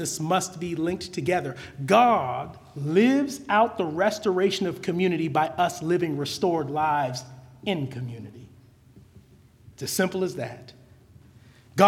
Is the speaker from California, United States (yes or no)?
yes; California, United States; I'm from California